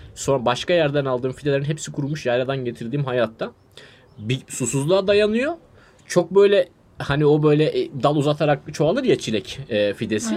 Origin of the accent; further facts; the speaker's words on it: Adana, Turkey; bir kere Adanalıyım